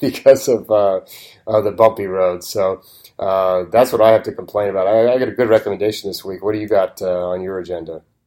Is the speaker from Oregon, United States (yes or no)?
yes; Oregon, United States; growing up in Oregon